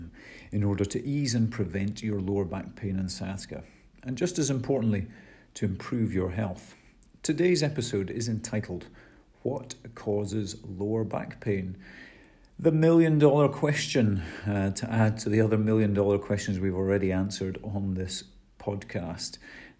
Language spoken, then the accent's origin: English; Scotland, United Kingdom; we are Scottish and British here